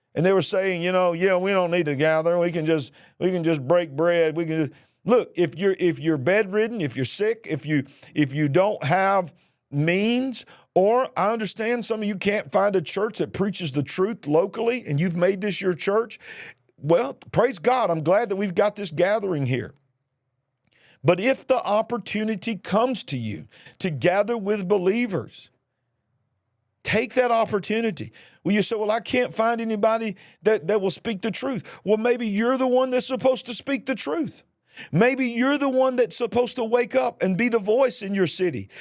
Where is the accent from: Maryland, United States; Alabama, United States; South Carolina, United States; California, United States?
Alabama, United States; Birmingham; my hometown, Birmingham, Alabama